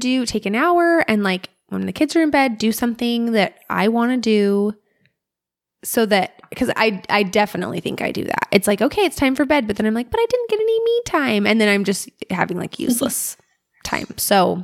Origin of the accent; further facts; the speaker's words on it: Alaska, United States; Growing up in Alaska